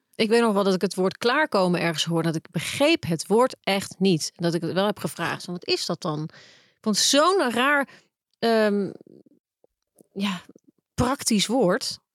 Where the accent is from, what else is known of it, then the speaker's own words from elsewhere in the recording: Netherlands; als Nederlandse vrouw